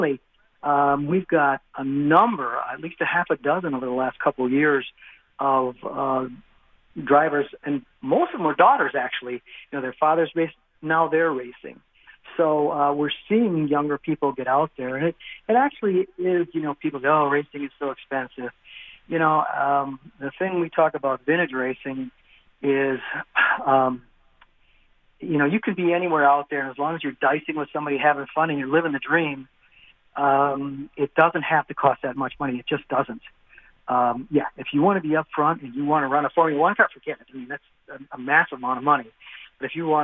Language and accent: English; Wisconsin, United States